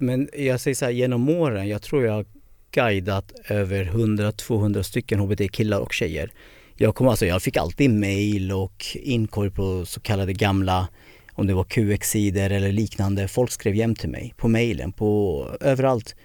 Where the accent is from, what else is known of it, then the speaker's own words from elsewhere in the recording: Södertälje, Stockholm County, Sweden; jag är född i Södertälje 76